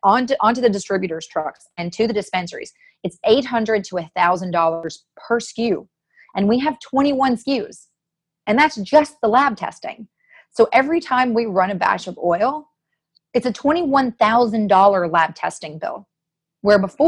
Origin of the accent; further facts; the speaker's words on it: Tennessee, United States; now in California, United States; the Nashville Film Festival, which is my home state, I went back